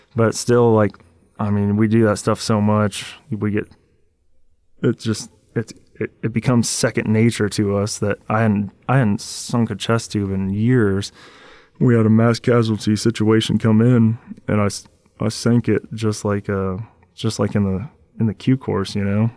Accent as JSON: {"language": "English", "region": "Washington", "country": "United States", "tie": "born or raised there", "said": "growing up in Washington State"}